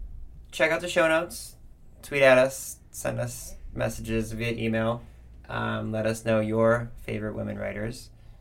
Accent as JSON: {"language": "English", "town": "Lorain", "region": "Ohio", "country": "United States", "tie": "born or raised there", "said": "she's from my hometown in Lorain, Ohio."}